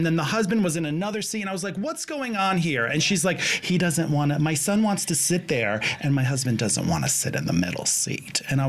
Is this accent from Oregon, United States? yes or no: no; Connecticut, United States; moved away; also born or lived in Florida; I'm from Connecticut, where it's a little not as bad.